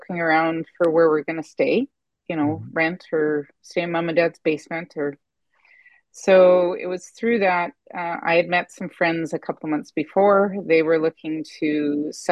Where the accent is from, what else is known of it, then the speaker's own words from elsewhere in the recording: Richmond, British Columbia, Canada; now in Ottawa, Canada; I grew up in Richmond, BC